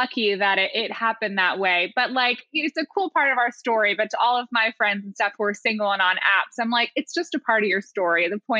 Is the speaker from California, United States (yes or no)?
no; New York, United States; And then, yeah, we were both from upstate New York. We had mutual friends in common. We lived on the same block in New York